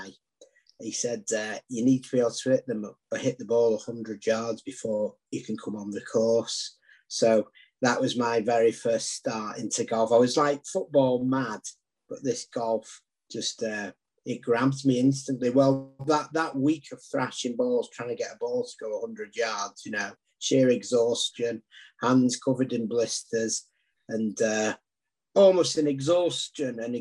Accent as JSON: {"language": "English", "town": "Southport", "region": "North West England", "country": "United Kingdom", "tie": "born or raised there", "also_born_or_lived": "Dundee, Scotland", "said": "my dad thought my life prospects would be better back in Southport"}